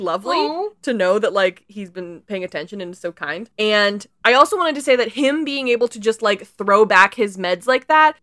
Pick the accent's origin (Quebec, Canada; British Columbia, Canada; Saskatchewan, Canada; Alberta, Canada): British Columbia, Canada; BC; as a Canadian